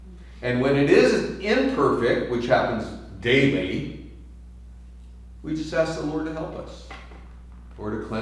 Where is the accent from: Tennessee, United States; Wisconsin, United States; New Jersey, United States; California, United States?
California, United States; San Francisco; I'm from San Francisco